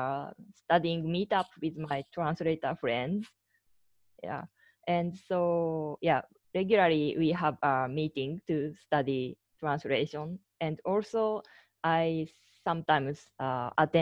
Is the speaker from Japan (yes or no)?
yes; Chiba, Japan; English is a second language; also born or lived in Osaka, Japan / Austria; now in Tokyo, Japan; I'm originally from Chiba Prefecture in Japan